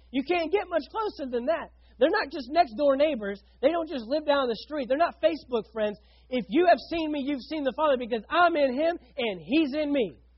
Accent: Fort Worth, Texas, United States; moved away as an adult; now in St. Augustine, United States; I grew up in Fort Worth, Texas, with 5 million people

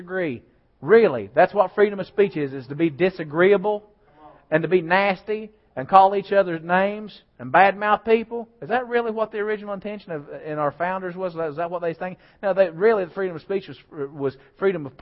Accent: United States; I'm an American.

